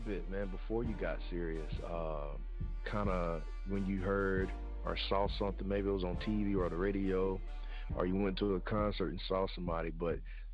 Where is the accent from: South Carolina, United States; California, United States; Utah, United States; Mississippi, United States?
Mississippi, United States; I'm from Mississippi now